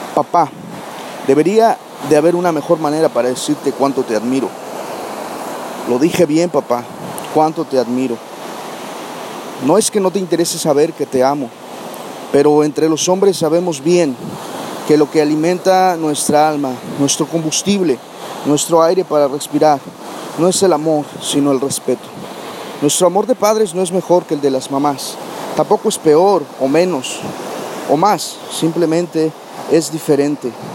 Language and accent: Spanish; Barra de Cazones, Veracruz, Mexico; me encuentro en, Barra de Cazones, el lugar de donde soy originario, eh, una comunidad al norte de, Veracruz